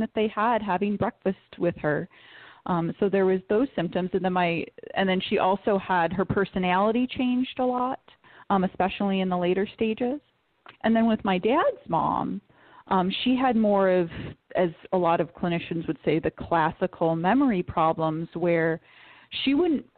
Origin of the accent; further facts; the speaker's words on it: Detroit, Michigan, United States; I'm from Detroit